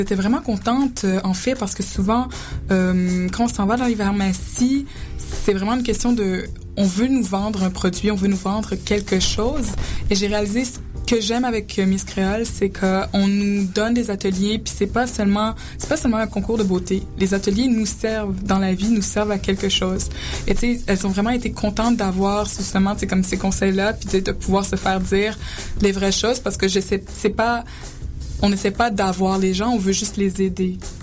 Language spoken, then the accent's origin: French; Quebec, Canada; j'ai été élevée ici au Québec